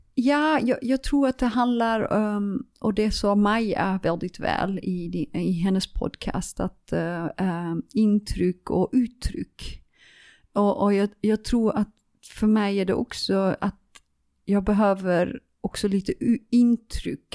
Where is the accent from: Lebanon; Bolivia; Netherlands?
Netherlands; Leeuwarden, Friesland; Swedish is a second language; also born or lived in Nyköping / Helsingborg; now in Sweden; Leeuwarden, uh, det är där jag är född. Um, det är, um, det uh, det är min hemmastad